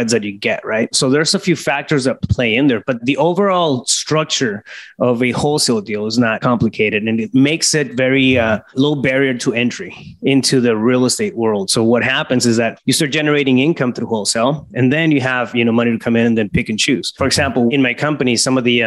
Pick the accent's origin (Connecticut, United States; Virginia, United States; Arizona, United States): Arizona, United States; Yuma; a small town, Yuma, Arizona. That's my hometown